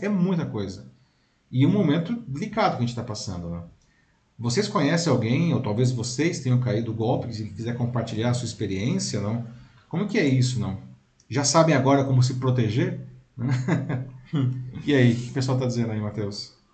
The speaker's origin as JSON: {"language": "Portuguese", "country": "Brazil", "said": "português com o nosso sotaque, né, aqui do Brasil"}